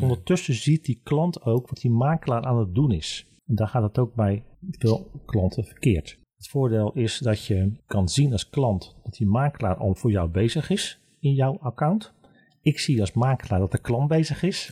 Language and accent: Dutch; Vlaardingen, South Holland, Netherlands; in mijn geboortestad Vlaardingen